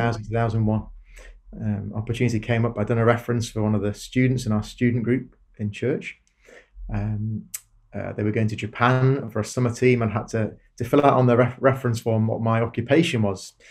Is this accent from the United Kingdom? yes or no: yes; Darlington, North East England, United Kingdom; moved away as an adult; I grew up in a town called Darlington, northeast England.